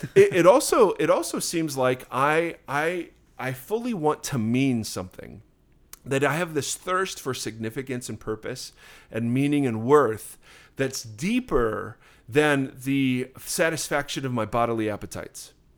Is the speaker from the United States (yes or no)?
yes; Ohio, United States; now in Southern California, United States; I grew up in Ohio